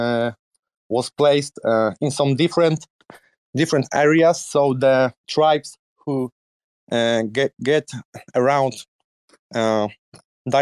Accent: Poland; English is a second language; also born or lived in Netherlands; I'm 28 years old, entrepreneur from Poland

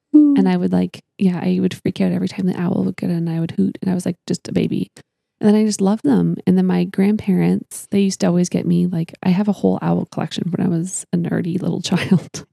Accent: Canada; I'm from Canada

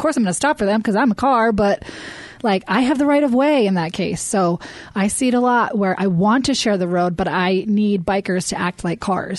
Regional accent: East Coast, United States; moved away; Because I grew up on the East Coast

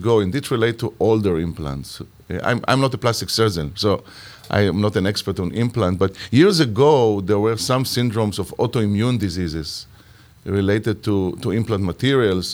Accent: Israel; moved away; I'm originally from Israel

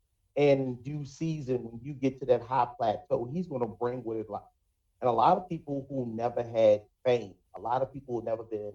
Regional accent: Baltimore, Maryland, United States; born and raised in Baltimore

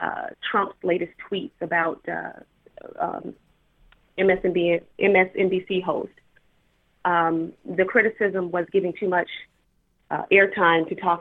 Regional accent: Chicago, Illinois, United States; from Chicago

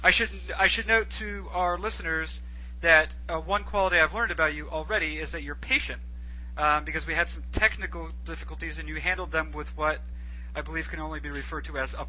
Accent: Boston, Massachusetts, United States; a person who was born and raised in the Boston area.

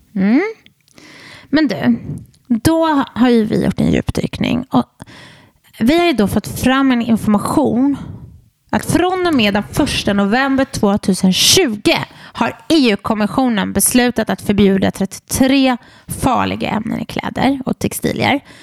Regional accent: Borås, Västra Götaland, Sweden; jag är från Borås.

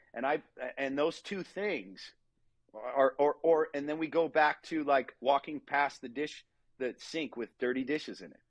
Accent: Southern California, United States; I grew up in Southern California, surfing, skateboarding.

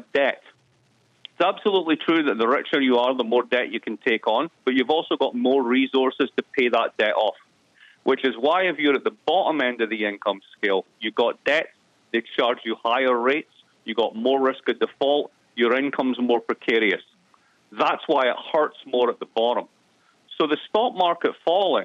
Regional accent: East Coast of Scotland, United Kingdom; moved away; I'm from the East Coast of Scotland

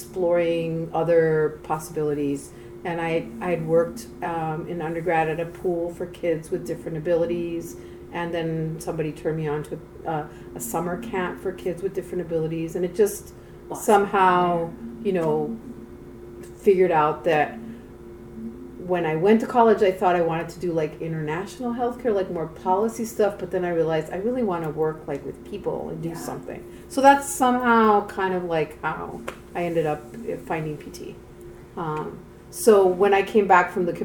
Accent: Mexico City, Mexico; moved away as an adult; now in United States; I grew up in Mexico City

